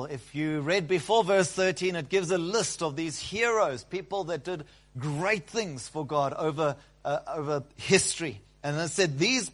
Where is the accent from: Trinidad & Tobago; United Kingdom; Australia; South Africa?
South Africa; We, South Africans